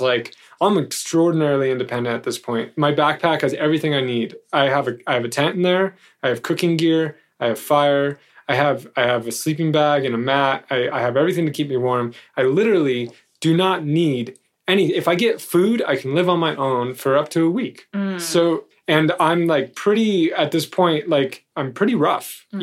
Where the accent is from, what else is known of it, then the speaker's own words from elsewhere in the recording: United States; as an American